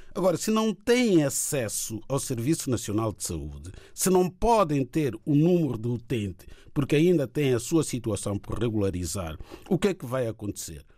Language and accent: Portuguese; Chopi, Inhambane Province, Mozambique; moved away; tenho muito orgulho em ser shop